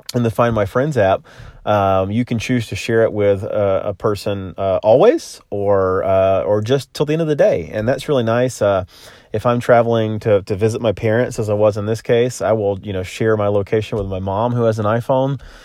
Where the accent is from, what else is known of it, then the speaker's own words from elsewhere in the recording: Florida, United States; also born or lived in Middle Tennessee; now in Nashville, United States; my home state of Florida